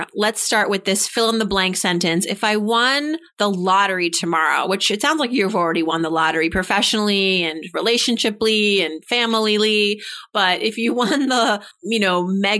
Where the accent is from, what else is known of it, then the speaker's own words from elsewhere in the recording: Worcester, Massachusetts, United States; I'm from Massachusetts as well.